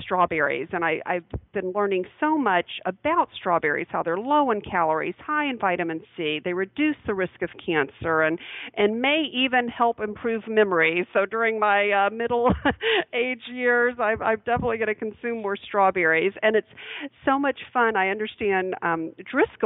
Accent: Alabama, United States; I grew up in Alabama

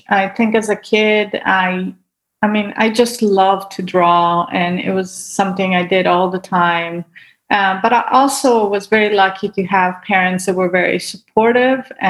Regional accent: Italy; born there; I mean, I was born in Italy, and so there was a lot of art to see as well.

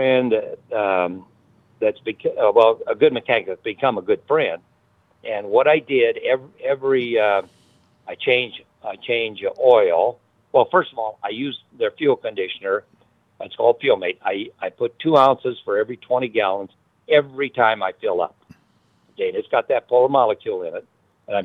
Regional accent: Lincoln, Nebraska, United States; my hometown, Lincoln, Nebraska

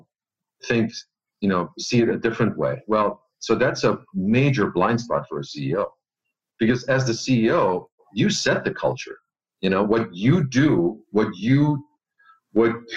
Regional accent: Germany; moved away as an adult; also born or lived in Austria; now in United States; I'm not originally from the U.S. I was born and raised in Germany. And I left Germany, went to Austria, and then worked in Austria for a bit, and then came over to the U.S.

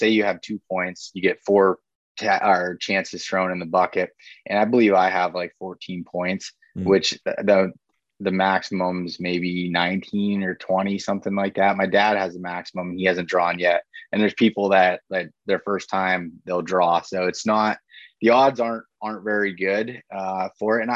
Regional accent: Pennsylvania, United States; in Pennsylvania, when I'm hunting deer, like this is my home state, I spend the most time in it.

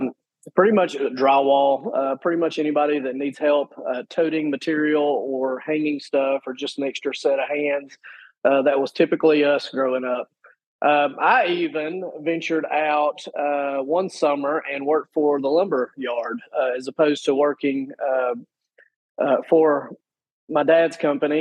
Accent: Cartersville, Georgia, United States; I am born and raised in Cartersville

